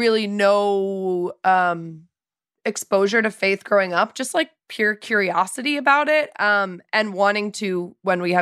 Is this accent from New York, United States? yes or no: yes; New York, United States; Grew up in New York, 68th and Central Park West.